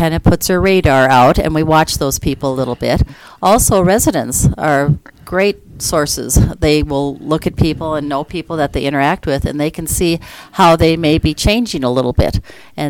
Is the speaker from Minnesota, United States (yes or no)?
yes; Minnesota, United States; moved away as an adult; also born or lived in Sioux Falls, South Dakota; now in Colorado, United States; I grew up in a small town, south central Minnesota